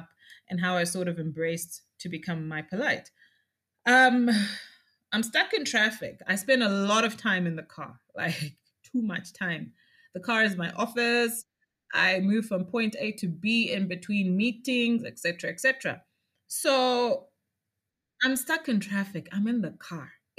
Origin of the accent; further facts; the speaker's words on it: Lowveld, Zimbabwe; I grew up out in the Lowveld and I was out on the sugarcane estates.